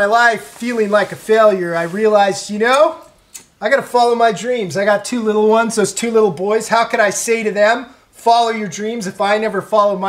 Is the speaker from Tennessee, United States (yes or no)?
no; Mission Viejo, California, United States; I grew up in Mission Viejo, California.